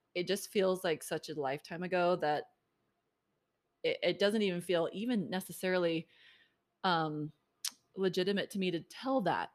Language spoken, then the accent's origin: English; Maryland, United States; moved away as an adult; also born or lived in Provo, Utah; now in Utah, United States; I grew up in Maryland